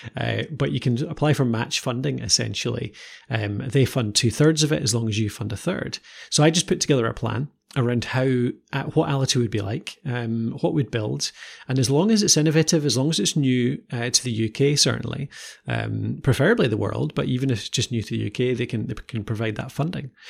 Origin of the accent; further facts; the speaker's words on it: Edinburgh, Scotland, United Kingdom; I, uh, was originally Edinburgh, and nowadays we, uh, live a bit further north.